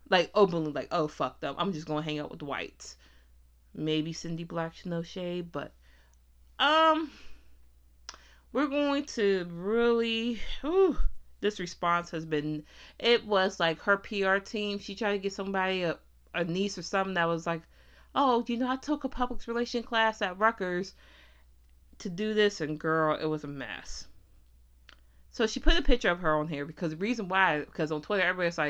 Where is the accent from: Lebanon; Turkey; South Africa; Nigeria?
Nigeria; now in United States; founder of Juvia's Place. I'm originally from Nigeria, but based in the United States with my family.